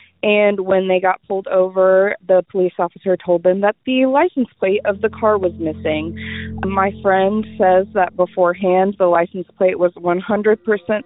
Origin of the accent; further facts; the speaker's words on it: Indiana, United States; I'm from Indiana